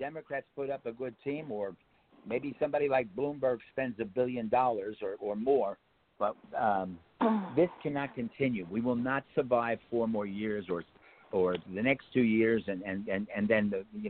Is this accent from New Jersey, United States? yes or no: yes; Ridgefield, New Jersey, United States; my hometown and the next town over, North Bergen. I grew up in Richfield.